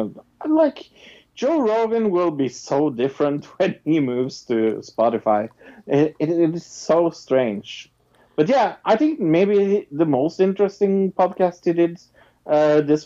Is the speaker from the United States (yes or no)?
no; Norway; I am from Norway